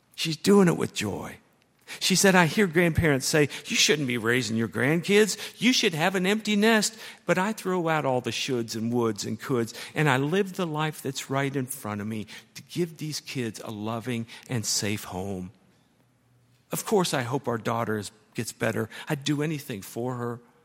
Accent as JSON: {"language": "English", "town": "Dayton", "region": "Ohio", "country": "United States", "moved": "yes", "lives_now": "Louisville, United States", "said": "We're both from Dayton, Ohio, and now we're both in Kentucky, me and Louisville"}